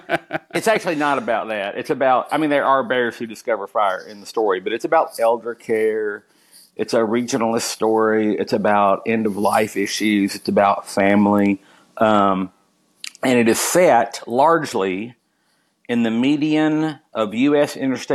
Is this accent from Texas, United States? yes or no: no; Kentucky, United States; I'm from Kentucky